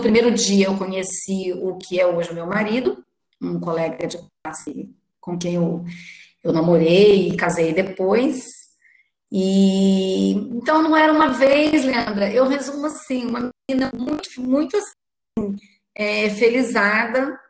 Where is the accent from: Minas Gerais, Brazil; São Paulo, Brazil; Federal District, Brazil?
Minas Gerais, Brazil; Itajubá; Era uma vez uma menina que nasceu em Itajubá no dia 20 de fevereiro de 69.